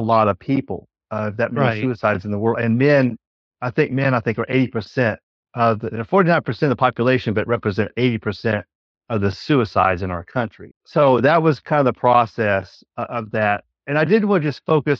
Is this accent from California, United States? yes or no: no; Huntsville, Alabama, United States; I grew up in Huntsville. It's my home